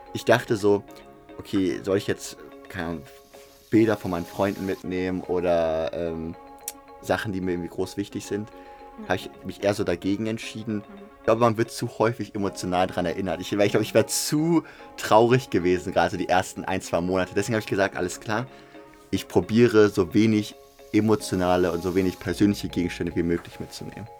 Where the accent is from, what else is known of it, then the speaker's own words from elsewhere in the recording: Hamburg, Germany; ich komme aus Hamburg